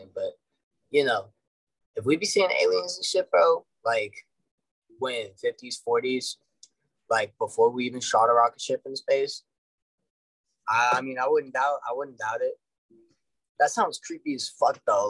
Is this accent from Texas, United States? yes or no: yes; Dallas, Texas, United States; I'm from Dallas